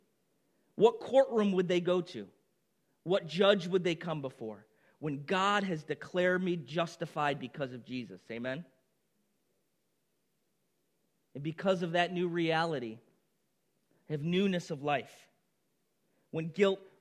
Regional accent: Baldwinsville, New York, United States; moved away as an adult; also born or lived in Boston; We moved back to Baldwinsville, where I had grown up my whole life

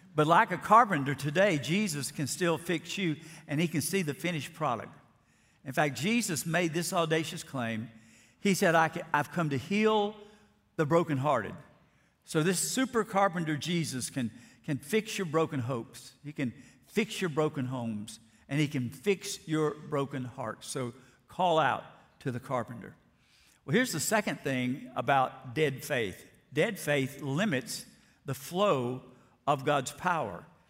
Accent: Alabama, United States; moved away; I grew up in First Baptist Church, Florida, Alabama

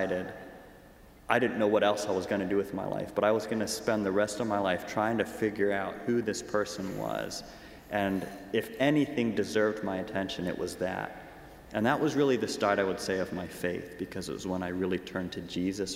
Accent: Waynesboro, Pennsylvania, United States; I'm originally from Waynesboro, Pennsylvania. So my home church growing up was Fairview Avenue Brethren in Christ Church

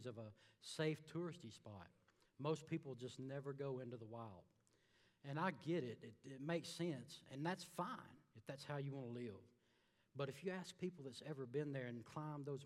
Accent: Alabama, United States; moved away as an adult; I'm from a little town in Alabama. Came down here about 6 years ago

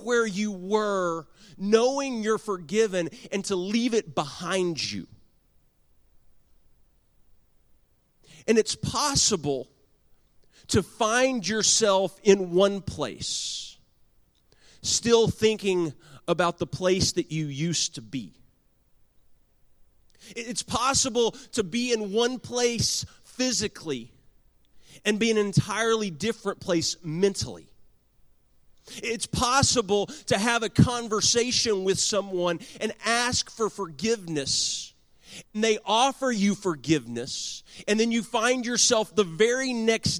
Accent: Garland, Texas, United States; I was born and raised in Garland, Texas.

